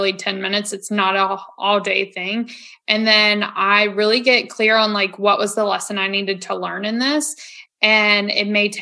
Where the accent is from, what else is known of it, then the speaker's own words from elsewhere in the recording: Virginia, United States; also born or lived in Florida; now in North Carolina, United States; growing up in Virginia